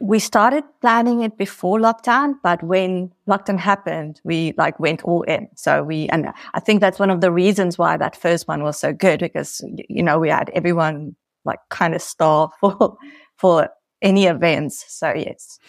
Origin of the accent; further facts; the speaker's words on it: South Africa; now in Portugal; I'm originally from South Africa, but I'm living here in Portugal